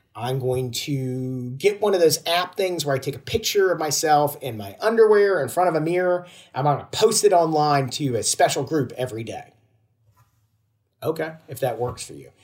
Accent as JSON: {"language": "English", "region": "Georgia", "country": "United States", "moved": "yes", "said": "I'm originally from Georgia in the United States"}